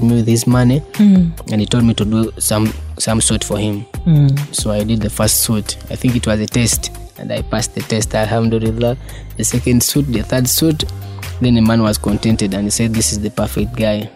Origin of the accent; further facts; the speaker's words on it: Kampala, Central Region, Uganda; I was born and bred in Kamocha. I'm a boy of Kamocha